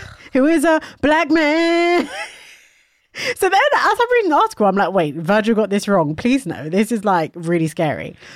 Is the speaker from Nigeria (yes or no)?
yes; Nigeria; I am Nigerian